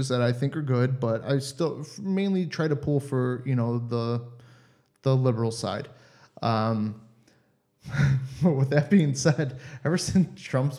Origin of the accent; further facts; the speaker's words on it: Cleveland, Ohio, United States; moved away as an adult; now in Germany; I'm from Ohio, Cleveland area